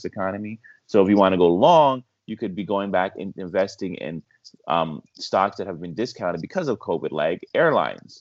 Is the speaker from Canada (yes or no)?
yes; Canada; I'm Canadian